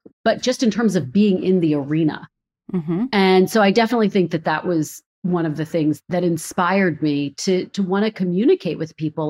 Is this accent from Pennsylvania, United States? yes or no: yes; Philadelphia, Pennsylvania, United States; moved away as an adult; also born or lived in Redding, California / Providence, Rhode Island / Burbank, California; now in Washington, DC, United States; Philadelphia, my hometown.